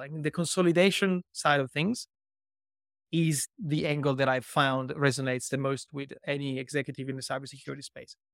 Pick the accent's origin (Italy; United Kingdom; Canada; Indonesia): Italy; moved away as an adult; also born or lived in Milan; now in Australia; I was born in Italy and raised and lived o-, o-, b-, over there for over thirty years